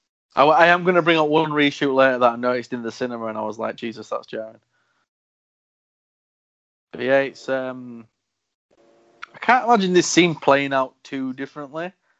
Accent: United Kingdom; As a Brit

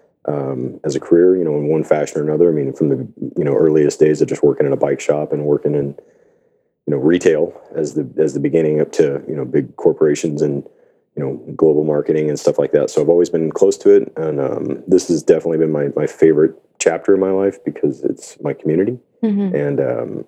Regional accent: Gulf Coast, United States; also born or lived in Houston; now in Tacoma, United States; I grew up in the Gulf Coast, and it's flat and ridiculously hot

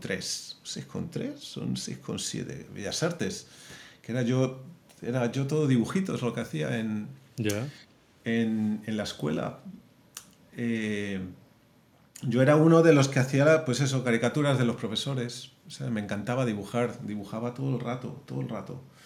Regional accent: Madrid, Community of Madrid, Spain; moved away as an adult; also born or lived in Las Palmas, Canary Islands / San Francisco / Portland; now in Los Angeles, United States; nací en Canarias, pero, pero crecí en Madrid. Ya. Fue ahí en donde estuve hasta que tenía 18 años.

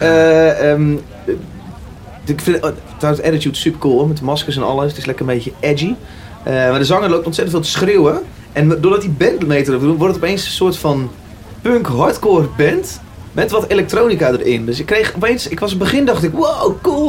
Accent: Utrecht, Netherlands; En ik kom uit Utrecht.

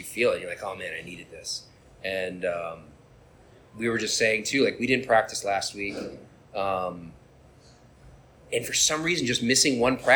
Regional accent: Detroit, Michigan, United States; moved away as an adult; now in New York, United States; I'm originally from Metro Detroit area.

